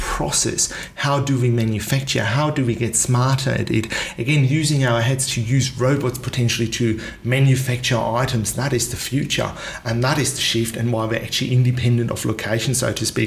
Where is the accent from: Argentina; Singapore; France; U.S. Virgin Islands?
Singapore; also born or lived in United Kingdom; now in Australia; I was born and raised in Singapore.